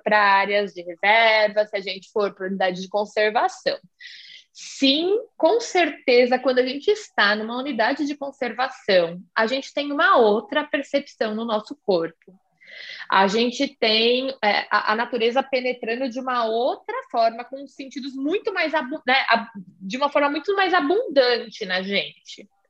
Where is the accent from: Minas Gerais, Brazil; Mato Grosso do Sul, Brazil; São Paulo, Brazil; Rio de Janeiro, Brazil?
São Paulo, Brazil; eu sou aqui de São Paulo